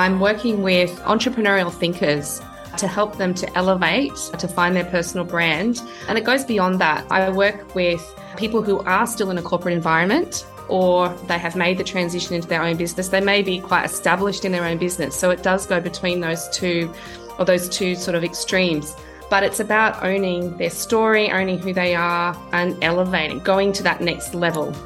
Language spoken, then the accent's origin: English; outside of Sydney, New South Wales, Australia; moved away as an adult; also born or lived in Toronto, Canada; I'm not from Sydney. So I'm from outside of Sydney. So from this small town